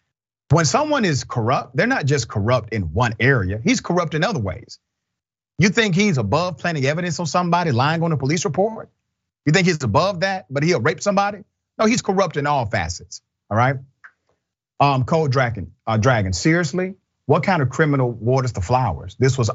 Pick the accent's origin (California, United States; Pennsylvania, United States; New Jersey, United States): California, United States; I grew up in the Bay Area and there's a lot of racism there